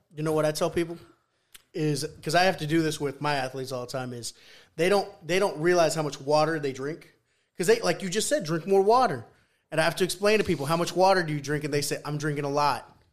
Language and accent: English; Peru; first language Spanish; English is a second language; moved away